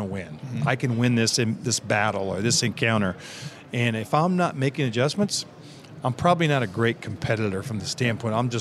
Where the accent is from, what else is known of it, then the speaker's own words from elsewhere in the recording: Evansville, Indiana, United States; a lot of guys coming from a small town like me. I'm coming from Evansville, Indiana.